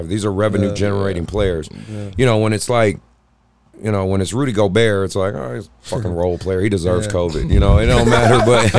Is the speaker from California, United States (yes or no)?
yes; Oakland, California, United States; I'm from Oakland, California.